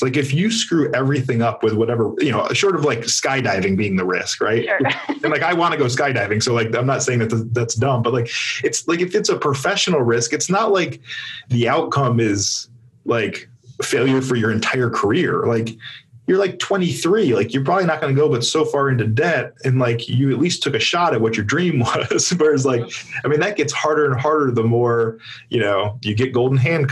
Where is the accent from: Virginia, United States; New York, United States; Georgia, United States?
Virginia, United States; Richmond; my hometown of Richmond